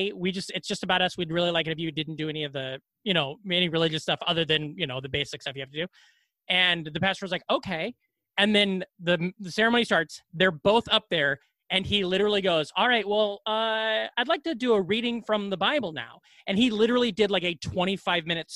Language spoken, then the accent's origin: English; Glenwood, Iowa, United States; also born or lived in Ames, Iowa / Des Moines, Iowa; I am from Iowa. I'm from Glenwood, Iowa